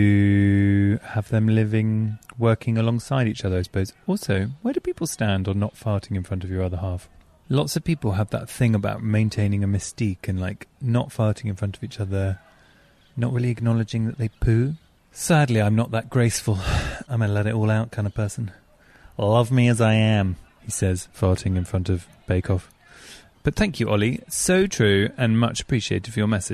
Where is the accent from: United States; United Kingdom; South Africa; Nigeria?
United Kingdom; England; I'm too English.